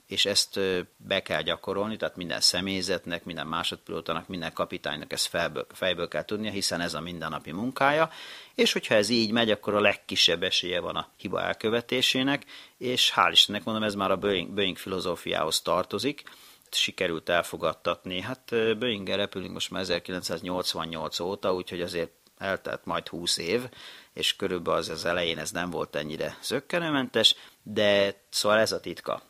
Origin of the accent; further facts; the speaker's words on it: Hungary; also born or lived in Japan; én magyar ember vagyok